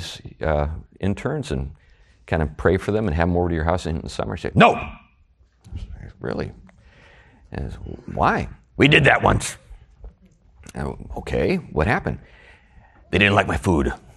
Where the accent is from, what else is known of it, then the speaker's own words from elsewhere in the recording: United States; as an American